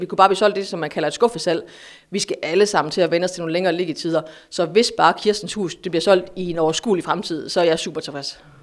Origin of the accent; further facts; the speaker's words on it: Aarhus, Central Denmark Region, Denmark; jeg er fra Aarhus.